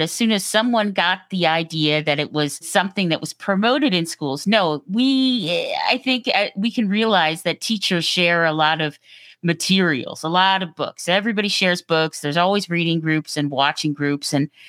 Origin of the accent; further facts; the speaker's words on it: New York, United States; also born or lived in Virginia; My dad was in the Navy and my mom worked in D.C. And so I was born down in on the Bay. But by the time I was six, we had moved up to New York.